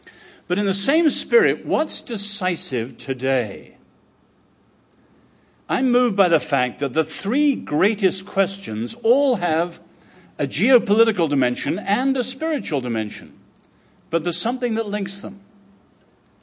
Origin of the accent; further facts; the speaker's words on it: Philadelphia, Pennsylvania, United States; accent: Philadelphia; now in United Kingdom; Whereas with my Philadelphia accent, you have to listen for 20 minutes to realize I am saying something. But actually, I've been here so long that the real English people in the audience probably think I'm American now. But I call it mid-Atlantic.